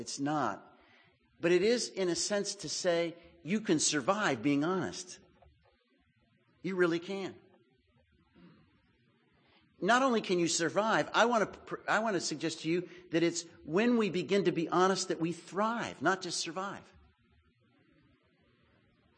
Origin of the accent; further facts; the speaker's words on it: Texas, United States; I'm from Texas